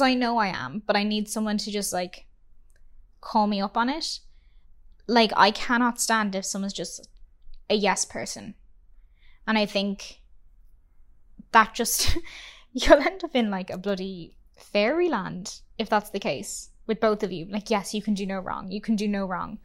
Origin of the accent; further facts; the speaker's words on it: Ireland; now in Vancouver, Canada; we are an Irish couple